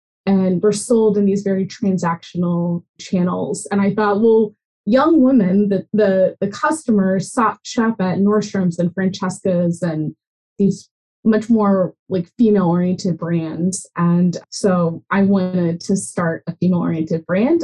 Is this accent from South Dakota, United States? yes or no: no; Nashville, Tennessee, United States; I grew up in Tennessee, in Nashville